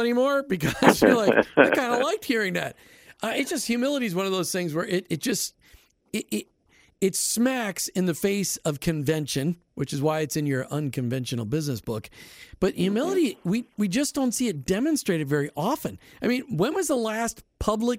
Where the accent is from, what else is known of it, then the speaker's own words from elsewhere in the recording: Minnesota, United States; moved away; also born or lived in Florida; I grew up in Minnesota